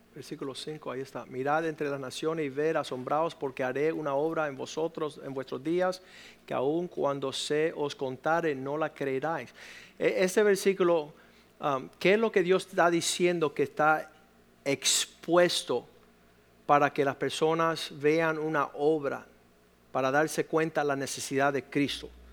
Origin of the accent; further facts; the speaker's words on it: Cuba; moved away; En el país de donde provengo, de donde vienen mis padres, que es Cuba